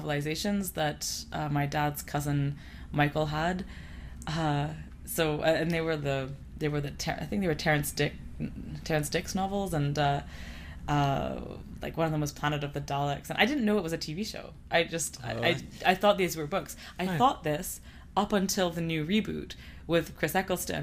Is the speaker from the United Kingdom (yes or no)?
no; Canada; also born or lived in Lebanon; I was born in Canada, and my family is from Lebanon